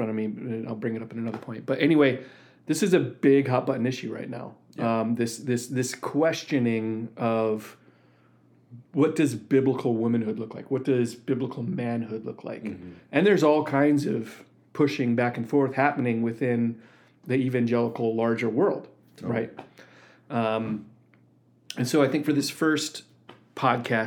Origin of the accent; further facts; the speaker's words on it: Wheaton, Illinois, United States; now in Michigan, United States; I grew up in Wheaton, Illinois